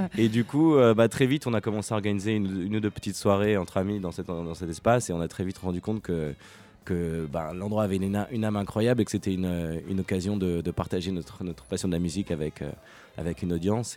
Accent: Paris, Île-de-France, France; moved away as an adult; also born or lived in London; je viens de Paris

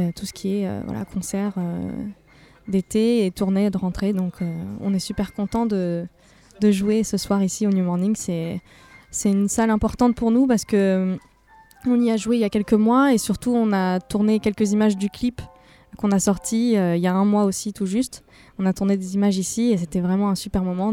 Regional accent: Cannes, Provence-Alpes-Côte d'Azur, France; moved away as an adult; now in Paris, France; je suis euh, originaire du sud de la France, exactement de Cannes

